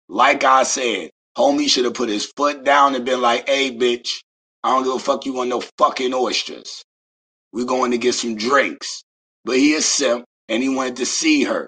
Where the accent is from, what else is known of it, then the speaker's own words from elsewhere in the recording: Beaufort, South Carolina, United States; I am from the South. Shout out to Beaufort, South Carolina.